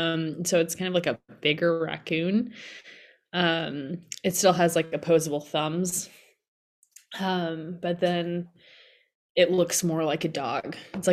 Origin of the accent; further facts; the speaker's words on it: Massachusetts, United States; Well, I grew up in Massachusetts, and they didn't have them there.